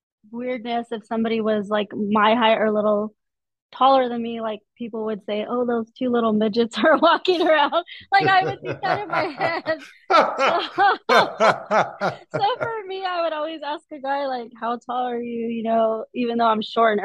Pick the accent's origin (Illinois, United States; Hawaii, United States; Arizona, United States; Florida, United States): Arizona, United States; from Arizona